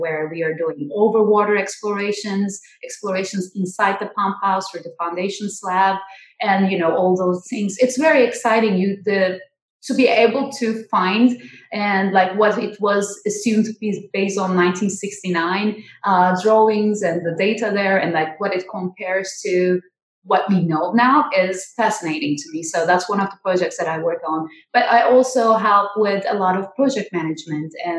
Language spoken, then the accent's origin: English; Turkey; also born or lived in New York, United States; now in Seattle, United States; I'm from Turkey